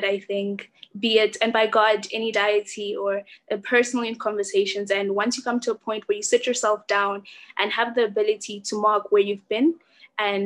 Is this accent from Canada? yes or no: no; South Africa; I am from South Africa.